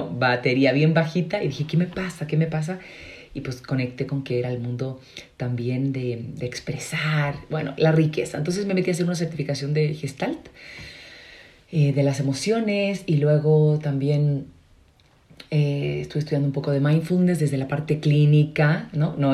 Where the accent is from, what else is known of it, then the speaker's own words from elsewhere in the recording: Chile; also born or lived in Madrid / United States / Mexico; eh, soy chilena, hablo extraño porque soy consagrada, viví seis años en Madrid, entonces ahí digo yo aprendí a modular, ¿verdad? pero la mayoría del tiempo estaba en Estados Unidos, pero sobre todo en, México.